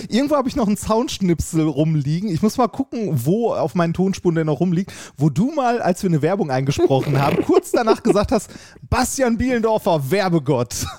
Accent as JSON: {"language": "German", "town": "Essen", "region": "North Rhine-Westphalia", "country": "Germany", "tie": "born or raised there", "moved": "yes", "lives_now": "Vienna, Austria", "said": "ich bin in Essen geboren worden"}